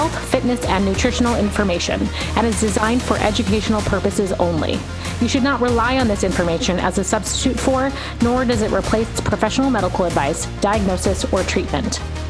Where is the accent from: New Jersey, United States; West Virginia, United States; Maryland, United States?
Maryland, United States; now in New York City, United States; From New York, not really, from Maryland.